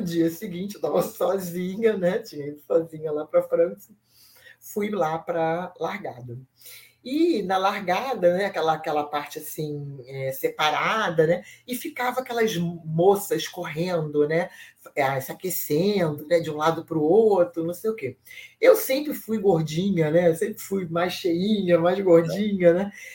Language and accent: Portuguese; Brazil; eu sou do Brasil